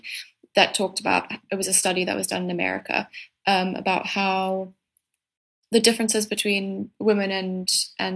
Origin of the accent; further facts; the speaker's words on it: Cape Town, Western Cape, South Africa; I'm from Cape Town